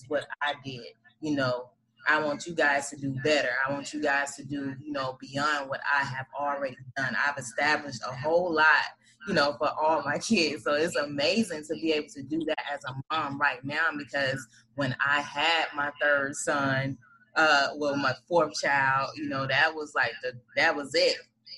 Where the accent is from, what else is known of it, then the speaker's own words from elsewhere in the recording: Atlanta, Georgia, United States; I think Gwen, I grew up on Bankhead too. Okay, so listen, baby, I had an awesome childhood, but you know, being and living in that area, you've seen a lot as a child.